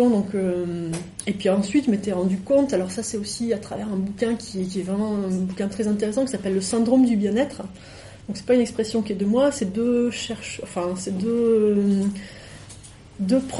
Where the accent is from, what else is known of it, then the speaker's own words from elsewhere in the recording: Guinea; born there; je suis née en Guinée euh, et c'est un peu embêtant là-bas.